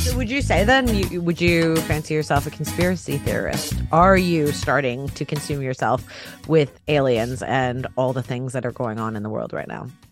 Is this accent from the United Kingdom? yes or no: no; Canada; I'm Canadian